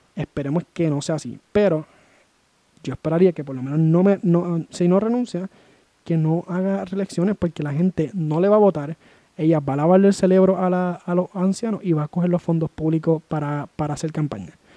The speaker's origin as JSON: {"language": "Spanish", "country": "Puerto Rico", "said": "yo como puertorriqueño"}